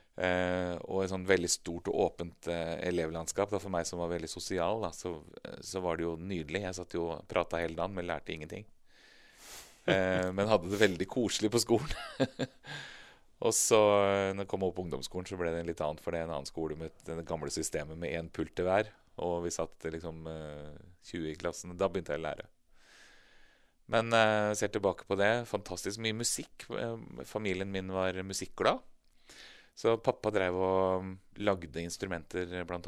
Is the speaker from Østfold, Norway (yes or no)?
yes; Moss, Østfold, Norway; moved away; jeg vokste opp i, eh, i Moss i Østfold. Eh, på Jeløya, faktisk